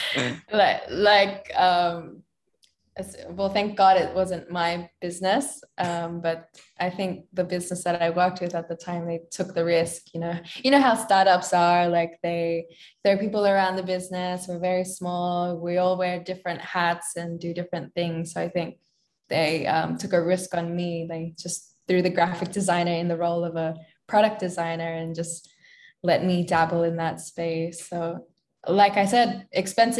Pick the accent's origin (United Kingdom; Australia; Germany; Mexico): Australia; moved away as an adult; also born or lived in Philippines; I was born and raised in Australia